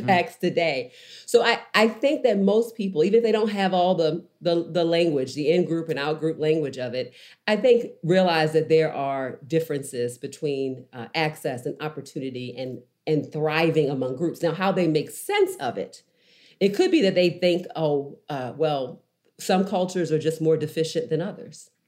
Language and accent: English; Baltimore, Maryland, United States; moved away; also born or lived in Nashville; I grew up in Baltimore